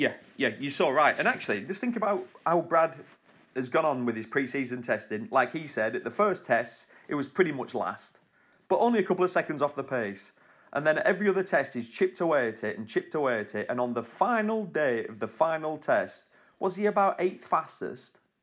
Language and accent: English; United Kingdom; As a British, as a young British rider